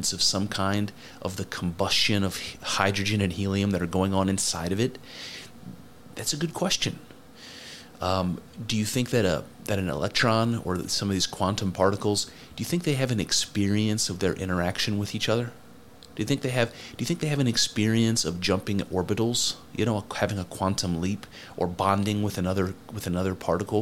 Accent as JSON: {"language": "English", "country": "United States", "said": "I'm American"}